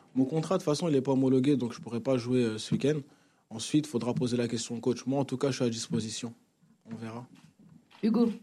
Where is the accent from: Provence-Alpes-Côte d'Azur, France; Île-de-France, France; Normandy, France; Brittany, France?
Île-de-France, France; Vitry-sur-Seine; moved away as an adult; also born or lived in Congo; now in Marseille, France; j'ai grandi à Vitry-sur-Seine, donc euh, j'ai grandi ici en France.